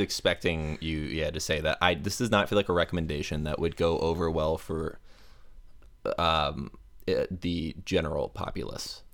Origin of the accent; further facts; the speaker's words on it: Tampa, Florida, United States; I am from Tampa Bay, Florida